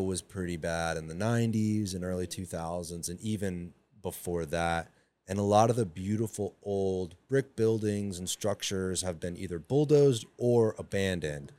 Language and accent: English; Sarasota, Florida, United States; also born or lived in Tampa; That's where I grew up. I was born in Tampa, but moved to Sarasota when I was eleven